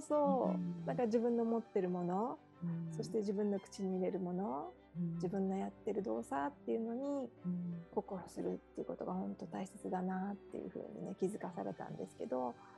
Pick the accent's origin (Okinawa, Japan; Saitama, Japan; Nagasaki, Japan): Okinawa, Japan; moved away as an adult; now in Hawaii, United States; 出身は沖縄なんですけれども